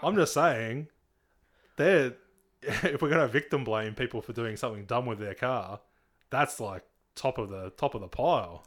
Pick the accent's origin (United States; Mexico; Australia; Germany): Australia; Nowra, New South Wales; I grew up in East Nowra